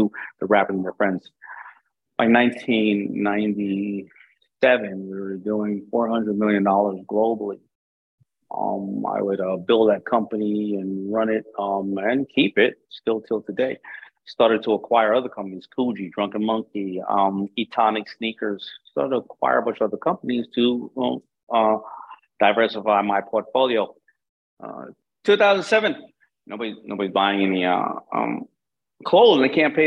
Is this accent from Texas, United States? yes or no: no; New York City, New York, United States; I grew up in Hollis, Queens